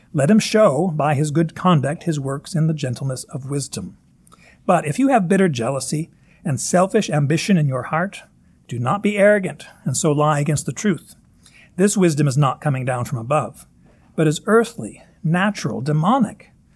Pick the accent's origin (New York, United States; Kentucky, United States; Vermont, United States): Kentucky, United States; Northern; accent: Northern Kentucky; my Northern Kentucky accent, Corinth.